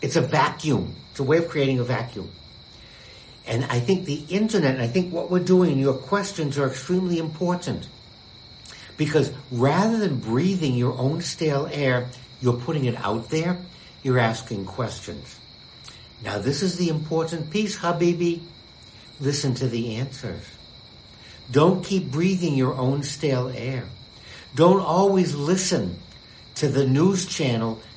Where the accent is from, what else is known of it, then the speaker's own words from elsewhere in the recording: United States; being an American